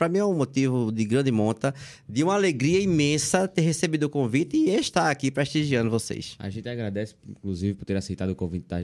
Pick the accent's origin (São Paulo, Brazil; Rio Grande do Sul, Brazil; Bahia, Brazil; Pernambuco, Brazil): Pernambuco, Brazil; Limoeiro; Nasci em Limoeiro, sou aqui, de, de, desse becinho daqui. Nasci aqui na Serra de Limoeiro, é, com os pezinhos assim bem no chão e construí a vida realmente fora daqui.